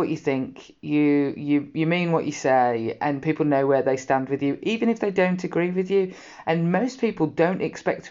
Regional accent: Birmingham, West Midlands, United Kingdom; I come from Birmingham, the farthest away from the sea.

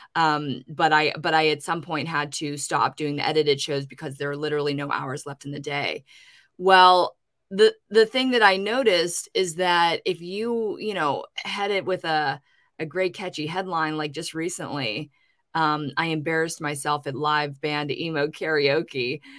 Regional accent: Pittsburgh, Pennsylvania, United States; my hometown in Pittsburgh

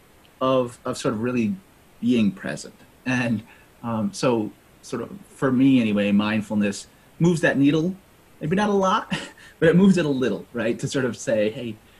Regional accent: New England, United States; born and raised in New England, right? Sort of lived in New England all my life

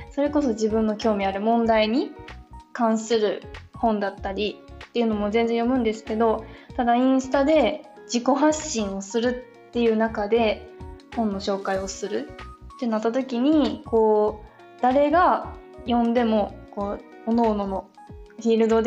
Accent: Shiga, Japan; 私出身は滋賀なんです

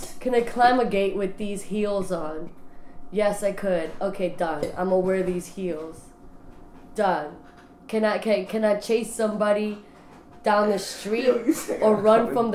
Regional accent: New York City, New York, United States; I grew up in the Bronx

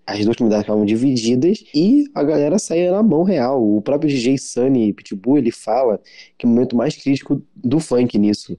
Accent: Rio de Janeiro, Brazil; sou do Rio de Janeiro

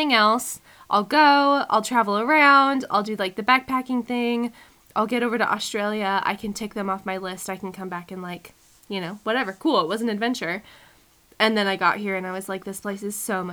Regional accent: Oregon, United States; moved away as an adult; also born or lived in Kirkland, Washington / New York / New Zealand; I grew up in Oregon

